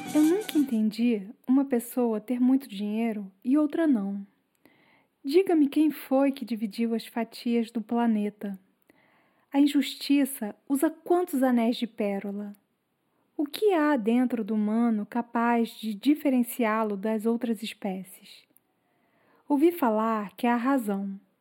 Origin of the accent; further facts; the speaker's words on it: Rio de Janeiro, Brazil; Eu sempre nasci na Tijuca